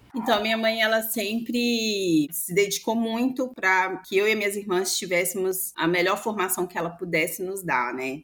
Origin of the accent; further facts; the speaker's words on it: Belo Horizonte, Minas Gerais, Brazil; eu cresci num bairro periférico de Belo Horizonte, que é o bairro Serra Verde, Passei toda a minha infância e adolescência lá nesse bairro, em BH.